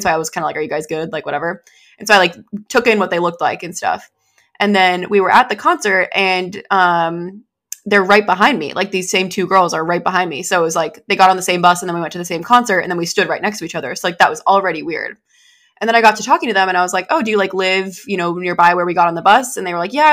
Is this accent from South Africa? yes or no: no; New Hampshire, United States; moved away; New Hampshire